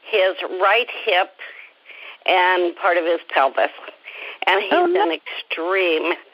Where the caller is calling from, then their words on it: San Francisco Bay Area, California, United States; Oh, I'm calling in from the Bay Area.